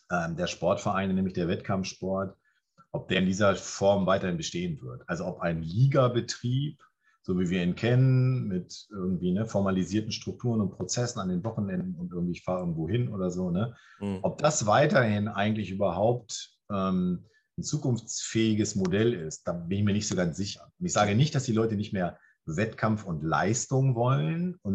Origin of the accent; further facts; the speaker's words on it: Clausthal-Zellerfeld, Lower Saxony, Germany; Göttingen ist schon zu groß, Klausthal, Zellerfeld, meine Heimatstadt zum Beispiel, ne?